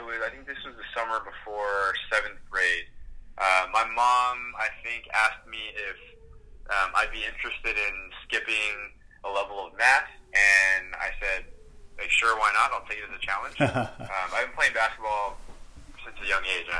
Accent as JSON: {"language": "English", "region": "Southern California", "country": "United States", "tie": "born or raised there", "also_born_or_lived": "New York", "moved": "as an adult", "lives_now": "New York City, United States", "said": "I grew up in Southern California and since then have moved to New York"}